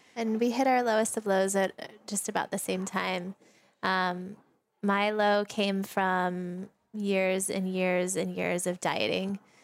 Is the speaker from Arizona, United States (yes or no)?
yes; Sedona, Arizona, United States; We've known each other since we were kids, um, and we grew up together in Sedona, Arizona.